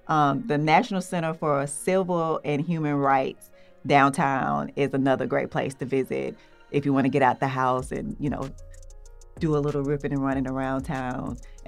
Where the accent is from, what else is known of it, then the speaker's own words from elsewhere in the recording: Atlanta, Georgia, United States; I'm from Atlanta